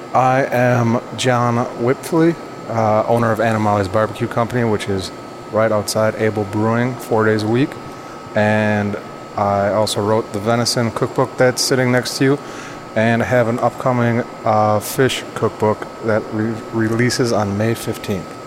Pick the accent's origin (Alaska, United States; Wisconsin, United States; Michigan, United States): Wisconsin, United States; Central; moved away; also born or lived in New York; growing up in Central Wisconsin